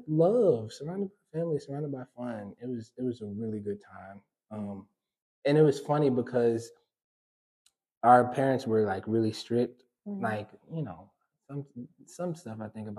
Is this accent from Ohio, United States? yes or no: no; Detroit, Michigan, United States; also born or lived in Southfield / Farmington Hills; I grew up on Detroit's West Side